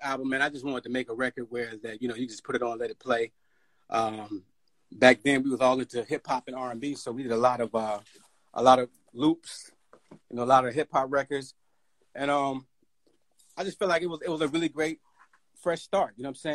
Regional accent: Chicago, Illinois, United States; growing up in Chicago

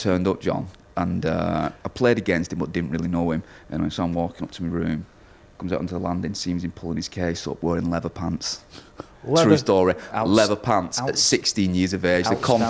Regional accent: Wigan, North West England, United Kingdom; born and bred in Wigan, still live in Wigan.

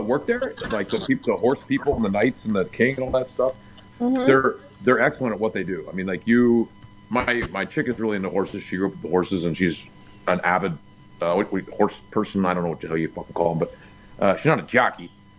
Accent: the South, United States; moved away; I grew up in the South

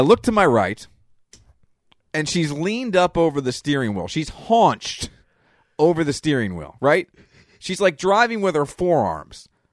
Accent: Reading, Pennsylvania, United States; we're from Reading, Pennsylvania.

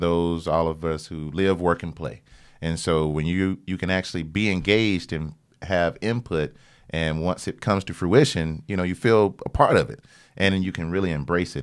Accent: Albany, Georgia, United States; I'm from Albany, Georgia

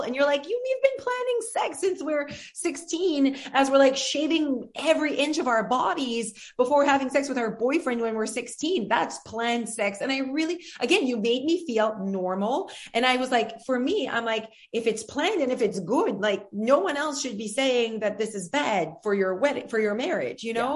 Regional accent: France; English is a second language; moved away; I'm French

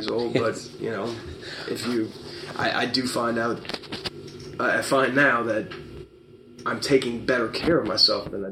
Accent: New Orleans, Louisiana, United States; we grew up in New Orleans.

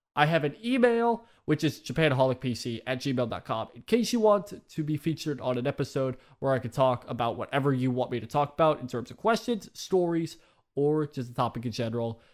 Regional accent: United States; I've lived in America for all my fucking life

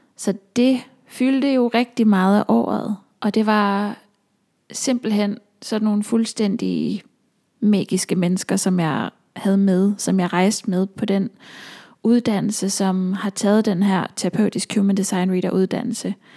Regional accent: Aalborg, North Denmark Region, Denmark; moved away as an adult; also born or lived in Copenhagen; now in North Jutland, Denmark; København som jeg har boet i, siden jeg flyttede fra Aalborg

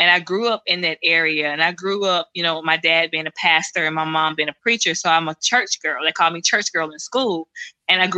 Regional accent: Silas, Alabama, United States; I grew up in Silas, Alabama. That's where I'm from

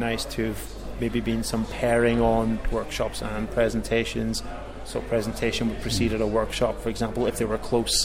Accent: Northern Ireland, United Kingdom; now in Cambridge, United Kingdom; as you can probably tell from my accent, I'm originally from Northern Ireland.

